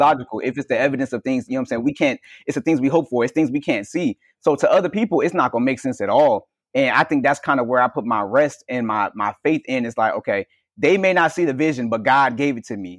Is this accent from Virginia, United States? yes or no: yes; Virginia, United States; also born or lived in New Jersey; I feel like I have work to do in Virginia, which is my hometown